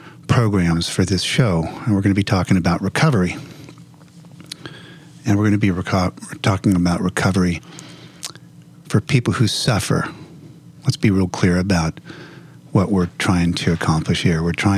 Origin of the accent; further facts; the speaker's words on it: Los Angeles, California, United States; I'm from the Los Angeles area.